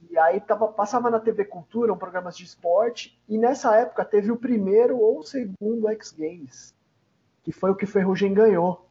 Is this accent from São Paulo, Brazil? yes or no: yes; São Paulo, Brazil; Eu sou da região de, da Zona Leste, né? Arthur Alvim, Zona Leste, São Paulo